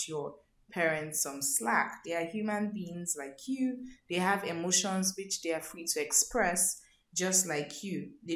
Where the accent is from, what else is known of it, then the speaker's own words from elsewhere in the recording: Lagos, Nigeria; I grew up living in Mafuluku, Oshodi.